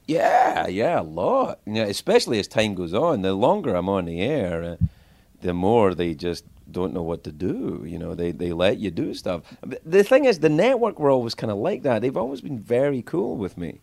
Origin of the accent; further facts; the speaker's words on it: Cumbernauld, Scotland, United Kingdom; moved away as an adult; I grew up in Cumbernauld